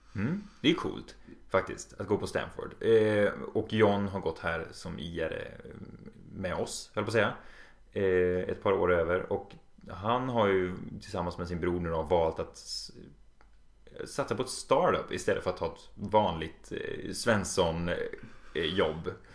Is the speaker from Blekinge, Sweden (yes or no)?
no; Borås, Västra Götaland, Sweden; moved away; Jag kommer ursprungligen från Borås